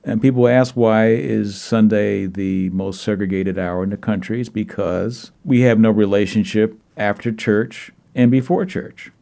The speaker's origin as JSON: {"language": "English", "town": "New York City", "region": "New York", "country": "United States", "also_born_or_lived": "Minneapolis suburb, Minnesota", "moved": "yes", "lives_now": "Minneapolis area, United States", "said": "I'm from Brooklyn, New York. I remember the riots, sixty-eight"}